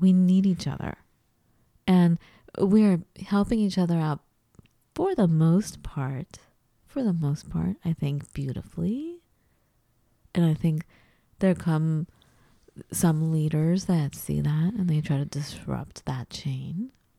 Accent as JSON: {"language": "English", "country": "United States", "tie": "born or raised there", "said": "as we hear all the time growing up in the United States"}